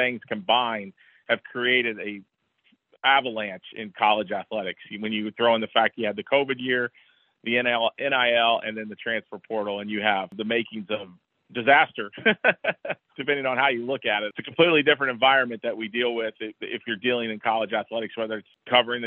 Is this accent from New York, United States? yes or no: no; Bloomington, Indiana, United States; born or raised there